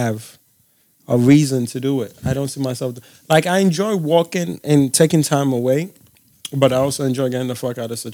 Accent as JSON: {"language": "English", "region": "Delta", "country": "Nigeria", "said": "I'm from Delta State"}